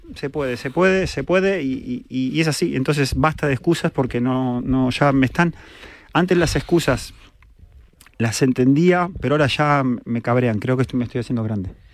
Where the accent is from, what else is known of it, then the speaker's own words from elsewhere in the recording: Argentina; now in Spain; soy argentino